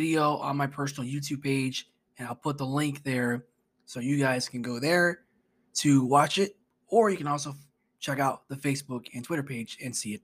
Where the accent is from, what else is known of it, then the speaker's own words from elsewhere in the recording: Orlando, Florida, United States; I'm from Orlando